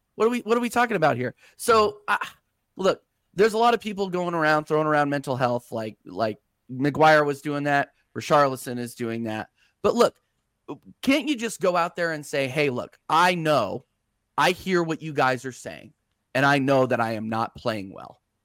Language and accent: English; United States; I'm an American